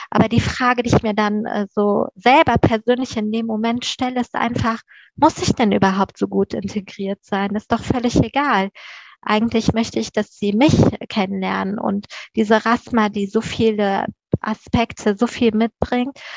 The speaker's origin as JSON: {"language": "German", "country": "Afghanistan", "tie": "born there", "said": "das ist ein persischer Name, ich bin in Afghanistan geboren und ich äh, stehe auch voll und ganz zu dem, wer ich bin."}